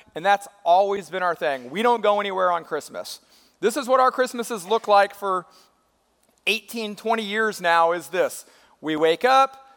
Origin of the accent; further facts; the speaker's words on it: California, United States; moved away as an adult; now in Georgia, United States; I'm originally from California